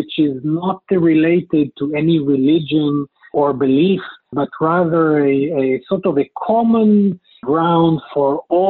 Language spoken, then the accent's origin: English; Israel; first language Hebrew; English is a second language; also born or lived in New York, United States / Los Angeles, United States; I'm a native of Israel, travel a lot to the U.S. and have worked in the U.S., etc., but Israel is my home country.